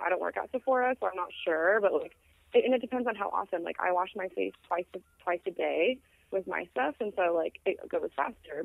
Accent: Phoenix, Arizona, United States; I'm from Phoenix

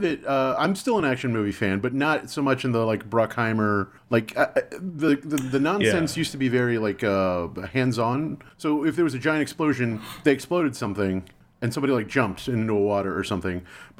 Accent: Texas, United States; I grew up in Texas, so we used to have this dollar cinema.

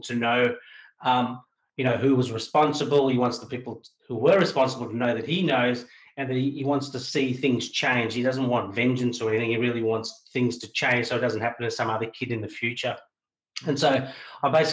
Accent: Australia; I'm talking probably as an Australian

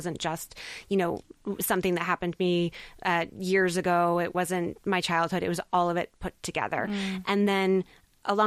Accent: United States; I'm American

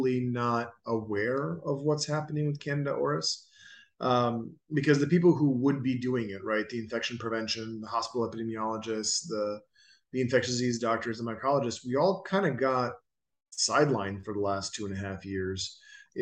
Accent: Dubrovnik, Dubrovnik-Neretva County, Croatia; moved away; They film King's Landing in my hometown

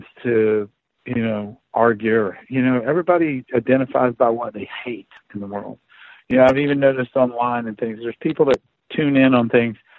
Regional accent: Appalachia, United States; I grew up way up in the mountains.

